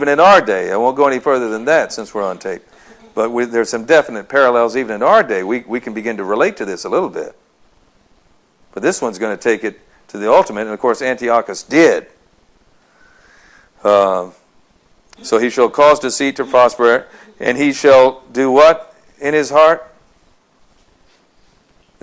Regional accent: United States; we being American society

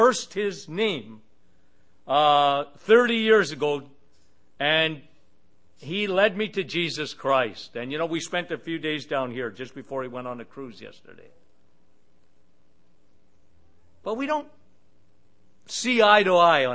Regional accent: Sudbury, Ontario, Canada; I work at a radio station in Sudbury, my hometown, and we have a syndicated radio show that goes across in Ontario where I am

